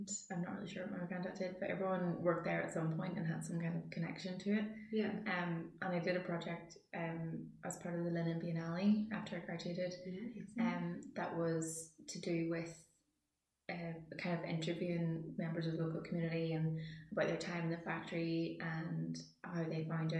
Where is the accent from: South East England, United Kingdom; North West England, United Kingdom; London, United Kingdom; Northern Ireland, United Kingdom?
Northern Ireland, United Kingdom; Randallstown; I'm from Randallstown